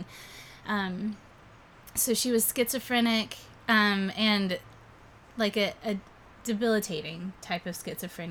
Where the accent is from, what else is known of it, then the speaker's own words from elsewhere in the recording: Fayetteville, North Carolina, United States; So I was born in Fayetteville, North Carolina. So I'm from the South. I was actually born at an Army base in Fort Bragg. My dad was in the Army.